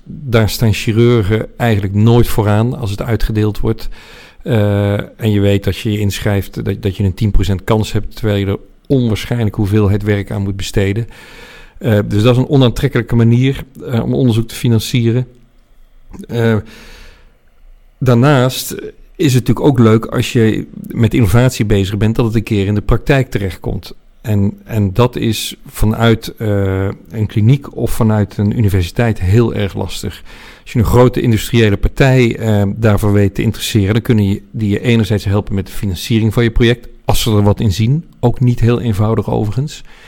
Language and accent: Dutch; 's-Hertogenbosch, North Brabant, Netherlands; moved away as an adult; also born or lived in The Hague / Nijmegen / Delft / Utrecht; toen beland in Den Bosch, waar hij zich vestigde als gynaecoloog. Daar heb ik van mijn zes tot mijn achttiende gewoond